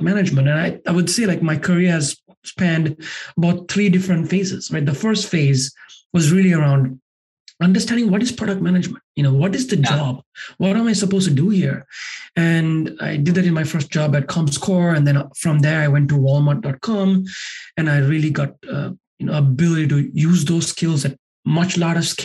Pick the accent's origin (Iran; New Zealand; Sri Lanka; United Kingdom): Sri Lanka; moved away as an adult; now in United States; I grew up in Sri Lanka, and that's where I'm originally from.